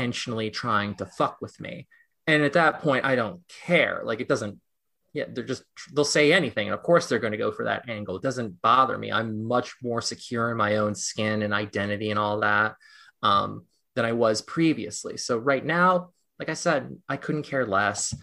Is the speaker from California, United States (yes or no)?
yes; Los Angeles, California, United States; now in New York City, United States; I live in New York City and I was born in Los Angeles.